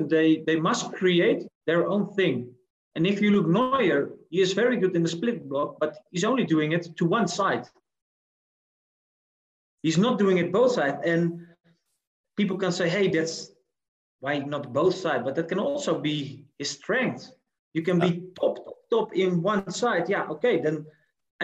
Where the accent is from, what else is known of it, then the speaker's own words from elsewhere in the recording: Netherlands; moved away as an adult; also born or lived in Cape Town, South Africa; now in Johannesburg, South Africa; I'm from the Netherlands